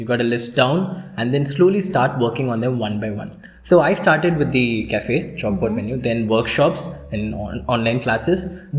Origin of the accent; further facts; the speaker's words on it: India; I was the one from India.